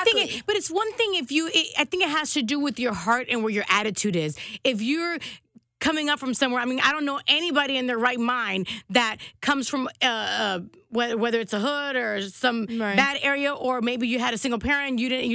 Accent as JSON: {"language": "English", "town": "Compton", "region": "California", "country": "United States", "tie": "born or raised there", "said": "I was born in Compton."}